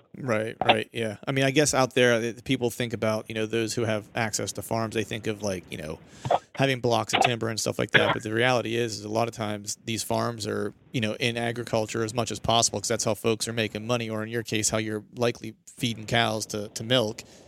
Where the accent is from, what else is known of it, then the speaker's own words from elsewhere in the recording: Pennsylvania, United States; I'm from Pennsylvania